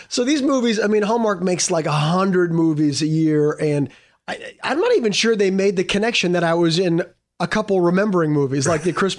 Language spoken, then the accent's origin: English; Canada; I learned how to ice skate for this as a Canadian.